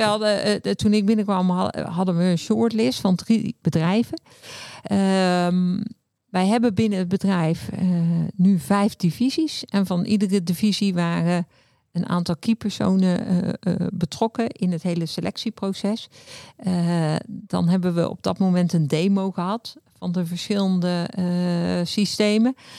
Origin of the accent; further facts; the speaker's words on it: Bavel, North Brabant, Netherlands; also born or lived in Breda; ik woon in Bavel, vlak tegen Breda aan. Heb ik eigenlijk heel mijn leven gewoond. Ik ben echte Brabander.